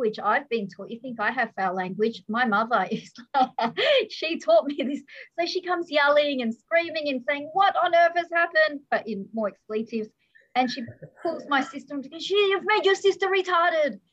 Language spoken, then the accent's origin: English; Melbourne, Victoria, Australia; where I grew up in Australia, I was born here.